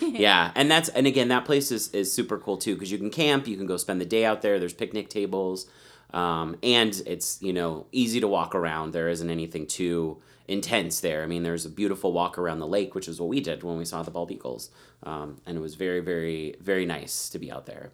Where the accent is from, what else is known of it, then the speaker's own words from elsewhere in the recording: Colorado, United States; growing up in Colorado, the outdoors was always, like, a part of my life